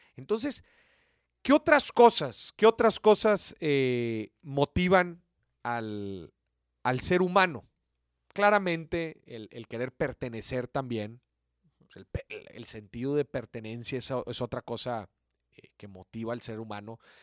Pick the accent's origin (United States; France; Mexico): Mexico